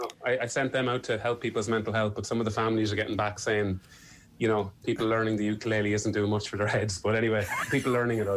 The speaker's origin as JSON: {"language": "English", "region": "Irish Midlands", "country": "Ireland", "accent": "Irish Midlands", "said": "The Midlands accent is always seen as the kind of, it's okay, I don't mind it, but it's certainly not the lilt of a Cork accent or a Kerry or Dublin accent. Our accent is kind of... You know, the Niall Horan, Michael O'Leary kind of area."}